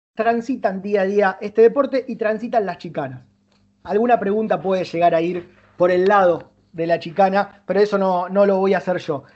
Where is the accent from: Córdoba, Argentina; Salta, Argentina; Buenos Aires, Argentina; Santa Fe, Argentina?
Santa Fe, Argentina; Rosario; estamos en Rosario, somos de Rosario